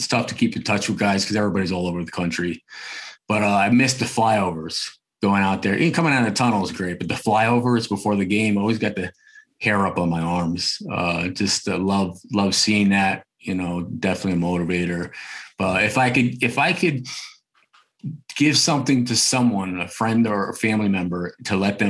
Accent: New Jersey, United States; growing up in North Jersey

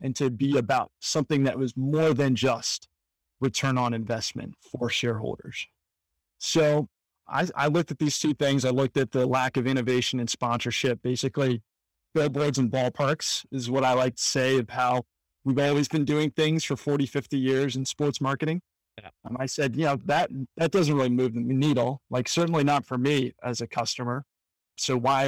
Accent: Washington, District of Columbia, United States; I was working at a company called EverFi in my hometown of Washington, D.C.

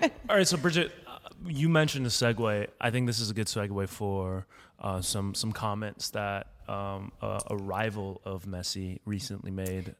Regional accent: United States; me being an American

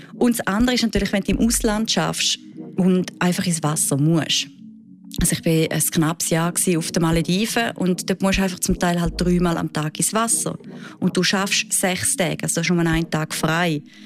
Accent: Switzerland; bei uns in der Schweiz

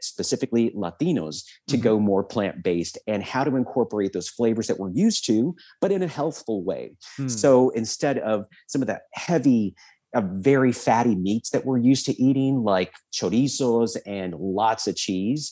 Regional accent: South Texas, United States; I was very typical obese kid growing up in South Texas

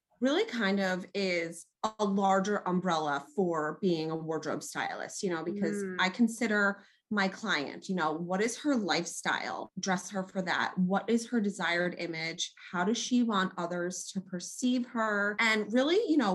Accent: New York, United States; also born or lived in South Jersey; now in New Jersey, United States; I'm originally from New York because I just have to pay a little homage to my home state.

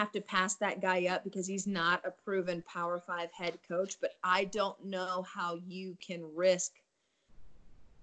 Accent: Richmond, Virginia, United States; moved away as an adult; also born or lived in Florida; now in Arkansas, United States; growing up in Virginia from Richmond

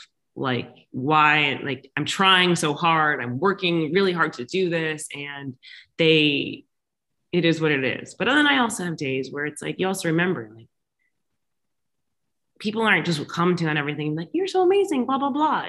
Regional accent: Florida, United States; now in Los Angeles, United States; I'm from Florida, born and raised there

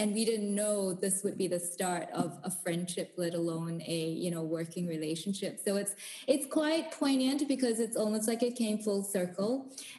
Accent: Singapore; born there; also born or lived in South Africa; because I was born in Singapore. I moved to South Africa. My folks still live in the Cape, and then I moved back to Singapore to work

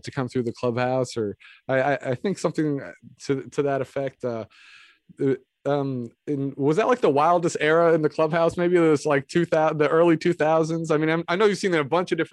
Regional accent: Alameda, California, United States; born or raised there; moved away; also born or lived in Moraga

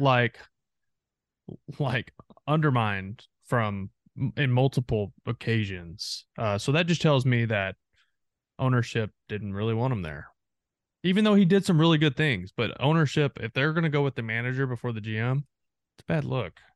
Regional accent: three hours from Arlington, Texas, United States; I grew up three hours from, from Arlington

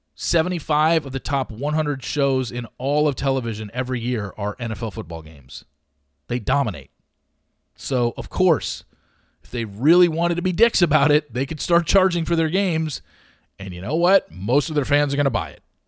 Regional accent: Southern California, United States; growing up in Southern California, working in sports talk radio during Kobe's prime years

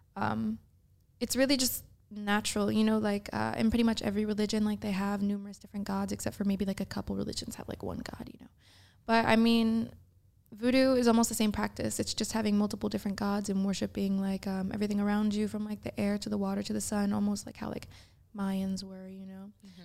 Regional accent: St. Louis, Missouri, United States; from the midwest because i am

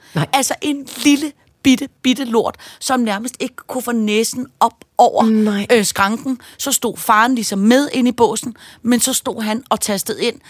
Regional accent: Denmark; jeg er fra Danmark

